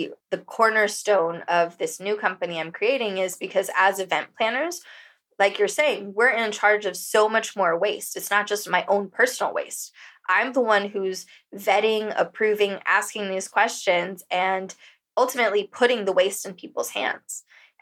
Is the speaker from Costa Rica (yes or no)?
yes; Costa Rica; moved away as an adult; also born or lived in San Diego, California; now in Bali, Indonesia; growing up in Costa Rica, like I did for 18 years